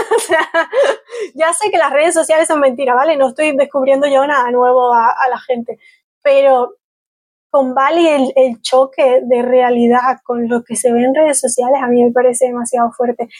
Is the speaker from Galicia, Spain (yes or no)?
yes; Galicia, Spain; first language Spanish; al final soy gallega, pero me conozco tres sitios de Galicia, me conozco mejor Malasia o Vietnam que mi propia tierra